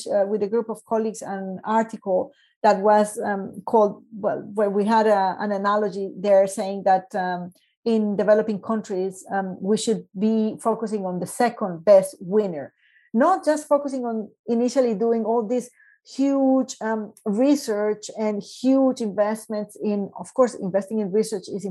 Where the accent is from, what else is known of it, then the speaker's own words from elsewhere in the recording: Medellín, Antioquia, Colombia; moved away; also born or lived in Canada; I came back to Colombia to work as chief operating officer for Ruta N in Medellin, my hometown